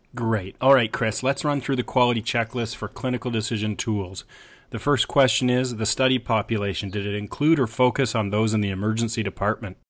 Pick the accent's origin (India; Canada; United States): Canada; as a Canadian